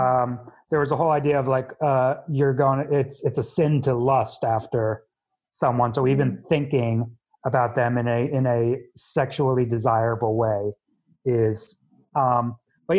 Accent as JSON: {"language": "English", "town": "Elizabeth", "region": "New Jersey", "country": "United States", "tie": "born or raised there", "said": "I was born in Elizabeth General Hospital in New Jersey"}